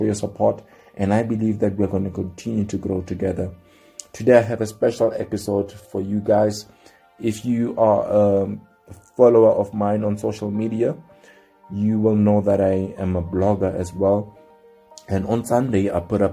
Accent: South Africa; I come from South Africa

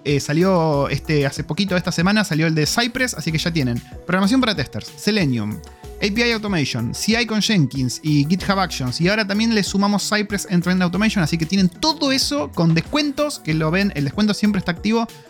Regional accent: Argentina; moved away as an adult; cuando me fui de Argentina

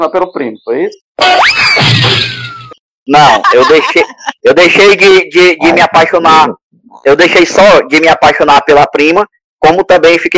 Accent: Northeast Region, Brazil; Vou falar como bom nordestino, o tempero é diferente.

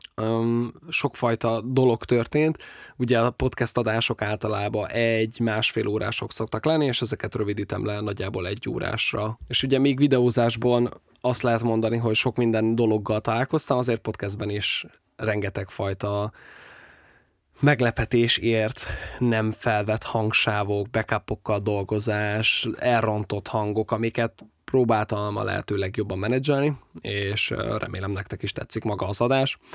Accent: Nyíregyháza, Szabolcs-Szatmár-Bereg, Hungary; moved away as an adult; also born or lived in Budapest; A barátnőmmel mindketten nyíregyháziak vagyunk

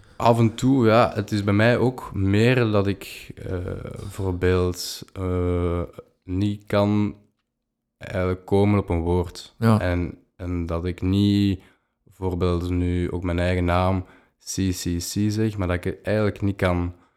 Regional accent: Leuven, Flanders, Belgium; ik ben afkomstig van Leuven

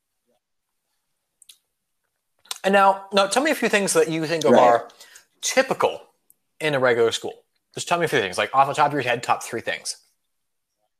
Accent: Colorado, United States; my home state of Colorado

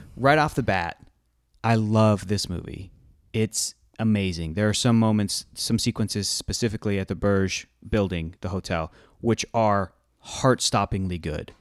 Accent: United States; I'm an American

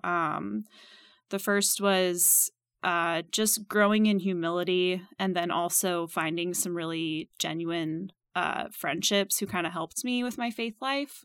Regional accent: Minnesota, United States; moved away as an adult; also born or lived in Purdue University, Indiana; now in Kansas City, United States; I grew up in Minnesota

